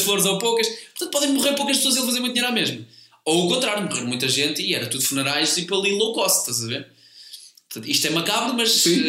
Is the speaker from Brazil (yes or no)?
no; Comeira de Baixo, Centro, Portugal; moved away as an adult; also born or lived in Lisbon; eu sou da Comeira de Baixo. É ao lado.